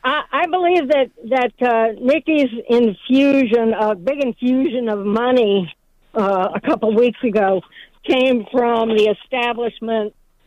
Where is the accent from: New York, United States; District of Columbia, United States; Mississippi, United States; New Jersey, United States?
District of Columbia, United States; Washington; born there; No, but I wasn't. I was born in Washington, D.C.